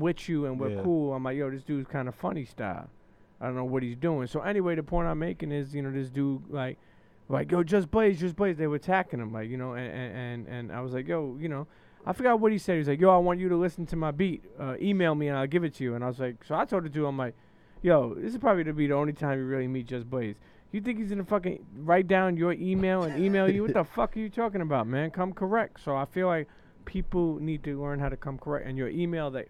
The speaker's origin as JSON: {"language": "English", "town": "New York City", "region": "New York", "country": "United States", "tie": "born or raised there", "said": "I grew up in Brooklyn, New York. You know, I grew up in Coney Island till I was a teenager. And then I moved to Bensonhurst when I was about 14"}